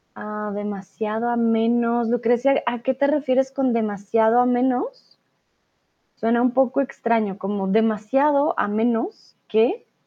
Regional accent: Colombia; now in Germany; Soy de Colombia. Comúnmente vivo en Alemania, pero ahora estoy aquí en el lindo México

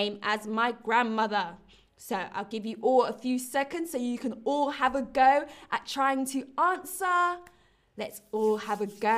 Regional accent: London, United Kingdom; London, my hometown

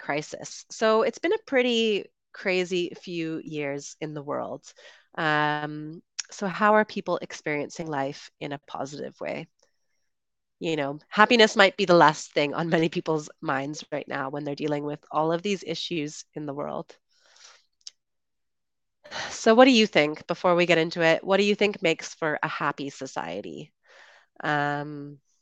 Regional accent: Canada; moved away as an adult; also born or lived in United Kingdom / Colombia; I'm originally from Canada, and I lived in the UK for about 8 years

